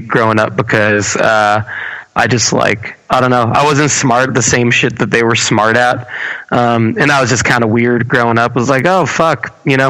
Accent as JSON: {"language": "English", "town": "Baldwin", "region": "New York", "country": "United States", "tie": "born or raised there", "said": "I'm born and raised in Baldwin, New York."}